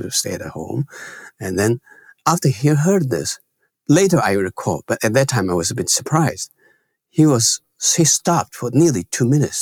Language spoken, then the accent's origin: English; China; born or raised there; moved away